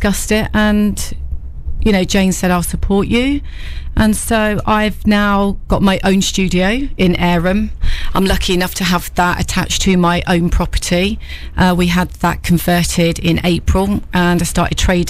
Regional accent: Peterborough, East of England, United Kingdom; also born or lived in London / Leicester / Newark; I'm from Peterborough originally

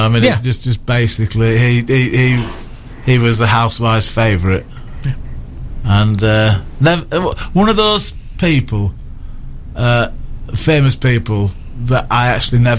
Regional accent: Yorkshire and the Humber, United Kingdom; now in Newark, United Kingdom; I moved down from Yorkshire to come to Newark

